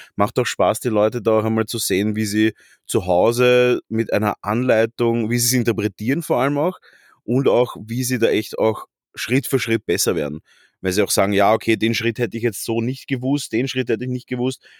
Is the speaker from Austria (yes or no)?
yes; Vienna, Austria; wie man als Wiener sagt